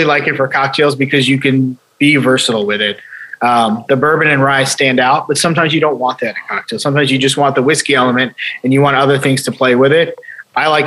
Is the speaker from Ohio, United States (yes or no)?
yes; Ohio, United States; also born or lived in Chicago; I moved to Ohio when I was a year and a half old. So I grew up in Ohio, lived here my whole life